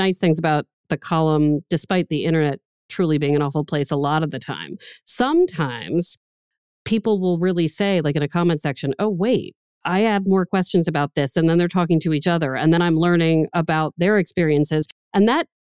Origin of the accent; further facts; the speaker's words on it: Maryland area, United States; now in Boston, United States; I'm from the Maryland area. So when I moved to Boston